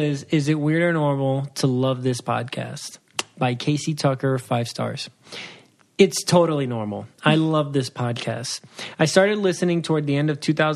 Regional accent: Puerto Rico; first language Spanish; English is a second language; moved away; I'm Puerto Rican.

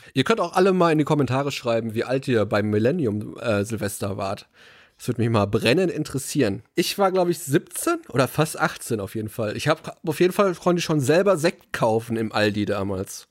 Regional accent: Ruhr area, North Rhine-Westphalia, Germany; bei uns im Ruhrgebiet

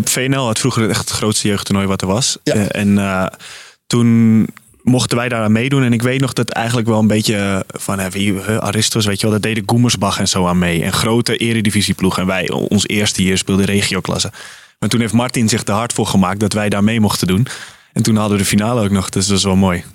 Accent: Amsterdam, North Holland, Netherlands; als Amsterdammer

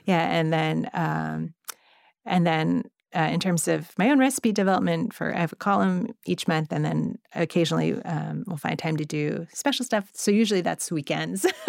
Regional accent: Monterey Park, California, United States; I grew up in Monterey Park

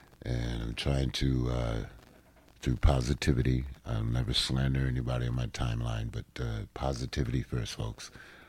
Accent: Washington, District of Columbia, United States; the Kennedy Center, which is my hometown.

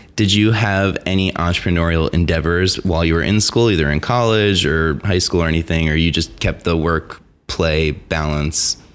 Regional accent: New Jersey, United States

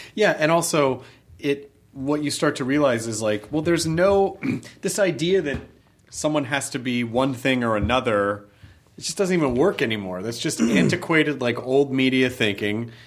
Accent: the South, United States; growing up in the South

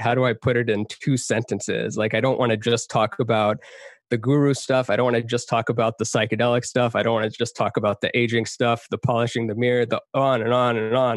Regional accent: Texas, United States; also born or lived in Canada; now in Los Angeles, United States; I grew up half in Texas, half in Canada.

